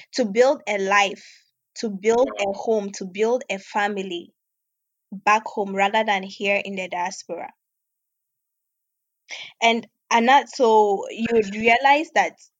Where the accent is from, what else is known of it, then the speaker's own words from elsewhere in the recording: Obuasi, Ashanti, Ghana; moved away as an adult; also born or lived in Volta Region, Ghana / Accra, Ghana; now in Russia; I hail from the Volta region of Ghana. But basically, I grew up in Obuasi, which is also in Ghana, with my parents and my brothers. So later on, we relocated to Accra when I was just 12 years old.